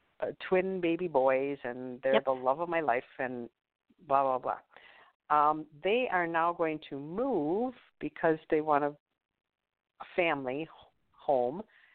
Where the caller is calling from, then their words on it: Wisconsin, United States; from Wisconsin